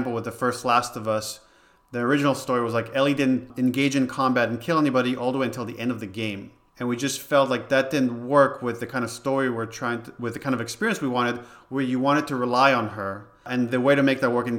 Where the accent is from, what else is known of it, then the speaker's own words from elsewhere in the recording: Israel; English is a second language; now in United States; I grew up in Israel and my brother was into video games